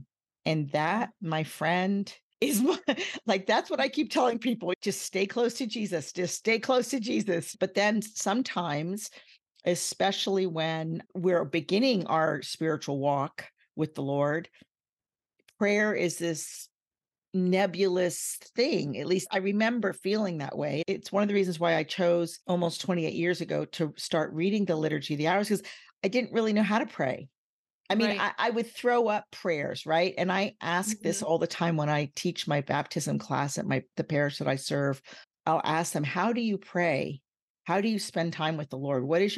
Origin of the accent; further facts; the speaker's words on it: United States; Like, I'm American, yeah. But I didn't know what that meant because we lived overseas.